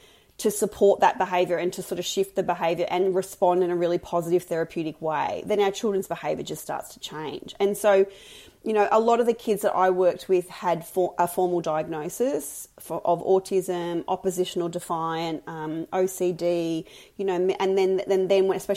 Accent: Mildura, Victoria, Australia; I grew up in Mildura, a big country town on the Murray River.

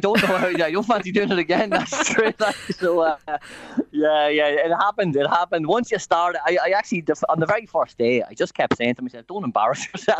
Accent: Dundalk, Leinster, Ireland; born or raised there; moved away as an adult; now in Japan

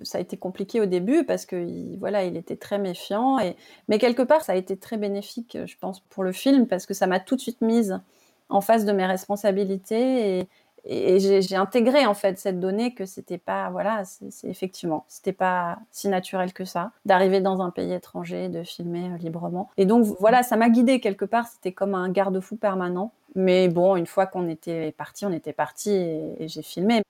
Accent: France; also born or lived in Burkina Faso; je suis rentrée chez moi en France.

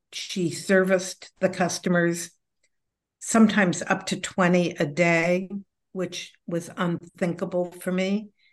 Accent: California, United States; as a Californian who had studied this stuff

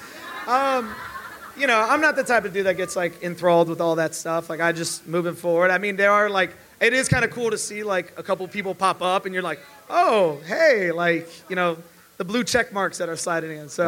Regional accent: Chicago, Illinois, United States; we're both from Chicago

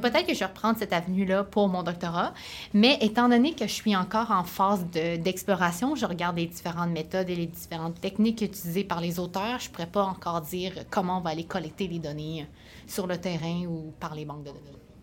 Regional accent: Sherbrooke, Quebec, Canada; je viens de Sherbrooke

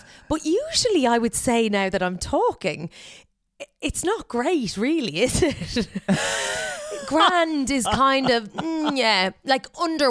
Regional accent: Ireland; accent: Irish; So I think I haven't lost my Irish accent at all.

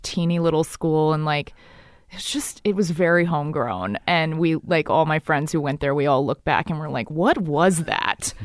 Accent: Dallas, Texas, United States; moved away; also born or lived in New York City; I grew up in Dallas, Texas, 'cause my dad's from Texas.

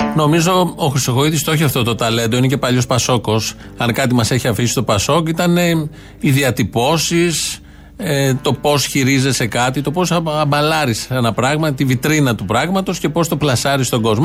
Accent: Kaisariani, Attica, Greece; Γεννήθηκα στην Κεσαριανή, εδώ που μένω

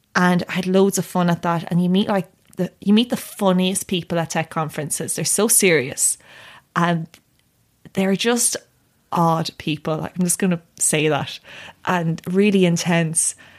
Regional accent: Tipperary, Munster, Ireland; I grew up in Tipperary

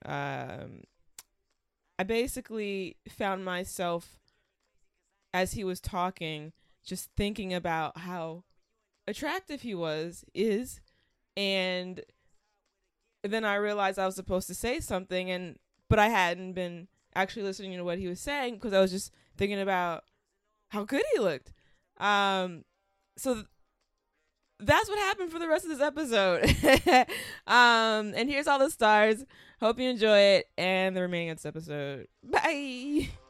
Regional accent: Long Beach, California, United States; I'm from Long Beach

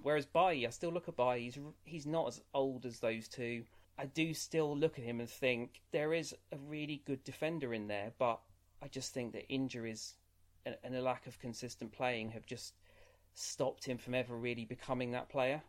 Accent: England, United Kingdom; I've lived my life as an Englishman

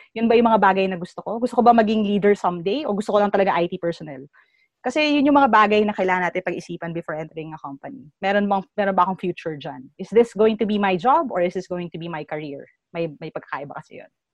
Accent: Philippines; bilang Pilipino ako

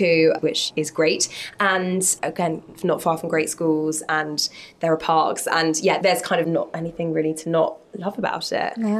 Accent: London, United Kingdom; I grew up in North London, so I just wouldn't cross the river.

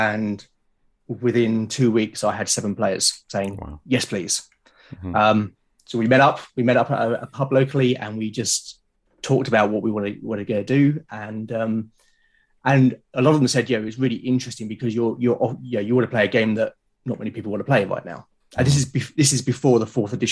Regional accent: London, United Kingdom; accent: London; moved away as an adult; also born or lived in Portsmouth; now in Hampshire, United Kingdom; I grew up in South London

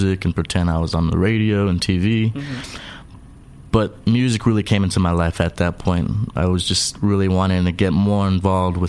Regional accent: San Diego, California, United States; also born or lived in El Paso, Texas; I'm originally from El Paso, Texas. That's where mama had me, but I was raised in San Diego

